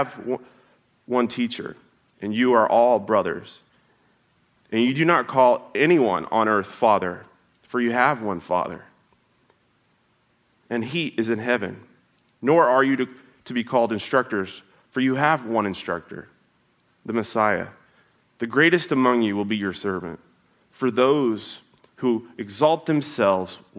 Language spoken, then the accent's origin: English; Oklahoma, United States; moved away; Growing up, so I'm from Oklahoma